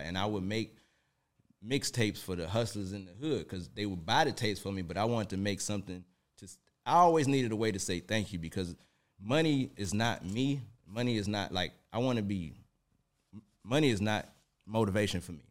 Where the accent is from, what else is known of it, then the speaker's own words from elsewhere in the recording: Detroit, Michigan, United States; now in Atlanta, United States; born and raised in Detroit, Michigan, you know, right off Seven Mile